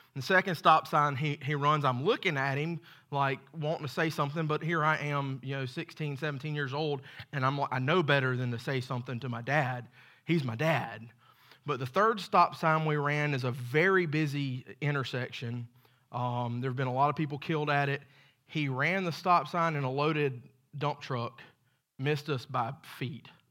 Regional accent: Macon, Georgia, United States; I was born in Macon, Georgia, to a great set of parents

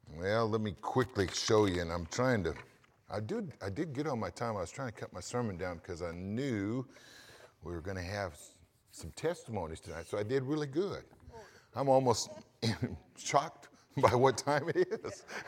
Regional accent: United States; I'm an American

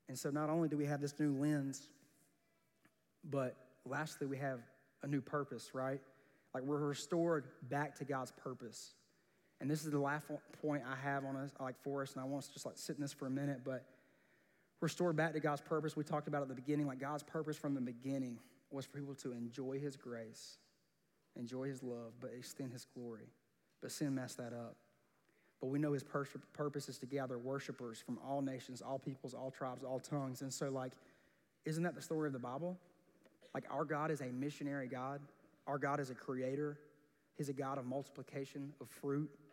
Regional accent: South Georgia, United States; growing up in South Georgia

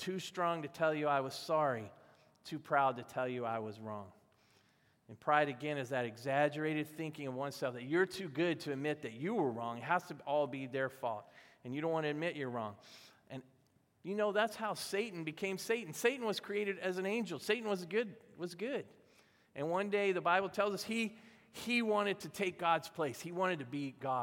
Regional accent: the South, United States; I was growing up in the South

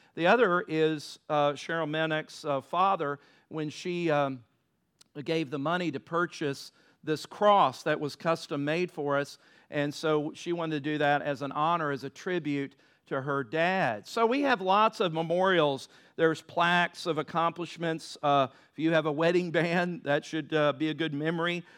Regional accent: Virginia Beach, Virginia, United States; growing up in Virginia Beach

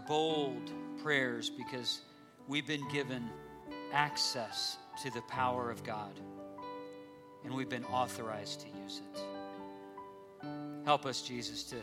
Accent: United States

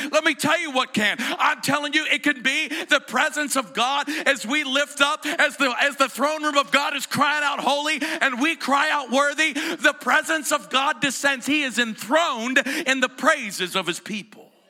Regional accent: Greene County, Pennsylvania, United States; I'm from Greene County

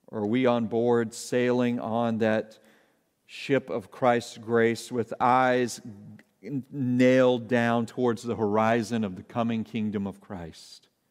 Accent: Arkansas, United States; I grew up in Arkansas

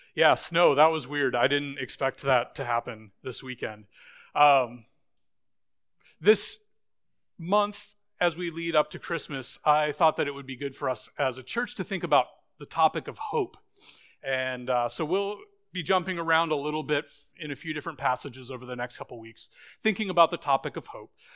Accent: Boise, Idaho, United States; moved away; when I was a little kid, I grew up in Boise, Idaho

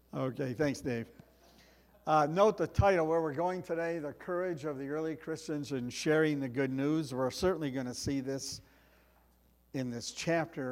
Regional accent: United States; as Americans

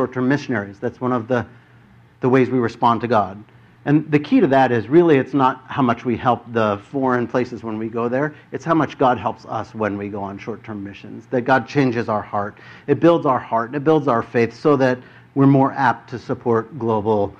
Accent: United States; I'm from America

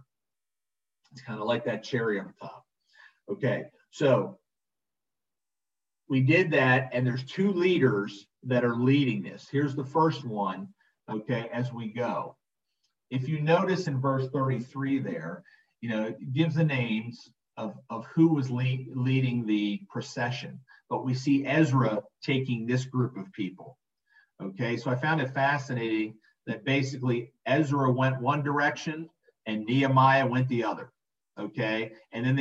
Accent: Philadelphia, Pennsylvania, United States; also born or lived in Atlantic City, New Jersey; I grew up in Philly

